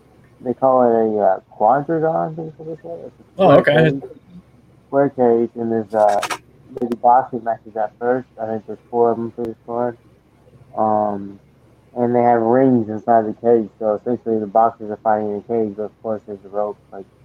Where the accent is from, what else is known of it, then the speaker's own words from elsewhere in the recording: Florida, United States; now in West Virginia, United States; I live in West Virginia right now, but I'm from